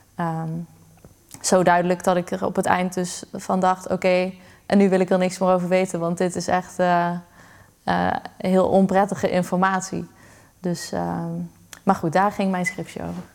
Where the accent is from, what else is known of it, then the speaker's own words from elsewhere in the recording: Limburg, Netherlands; moved away as an adult; also born or lived in Utrecht; het is mijn geboorteplaats. Ik denk dat dat het gewoon anders maakt. Het is de plek waar, die ik ken sinds ik klein ben